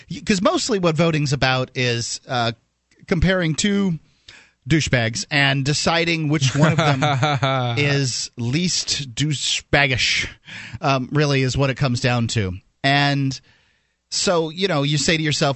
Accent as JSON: {"language": "English", "region": "the South", "country": "United States", "said": "I'm from the South."}